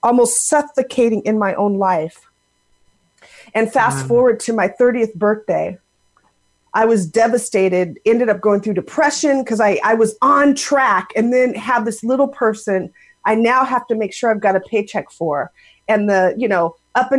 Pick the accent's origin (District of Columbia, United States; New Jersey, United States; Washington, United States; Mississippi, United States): Washington, United States; Seattle; moved away as an adult; now in Raleigh, United States; I am originally from the Seattle, Washington area. And grew up out there